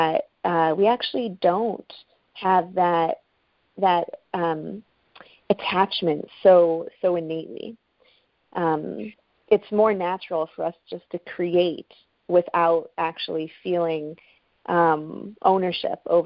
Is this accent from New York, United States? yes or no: yes; Buffalo, New York, United States; my hometown, actually Buffalo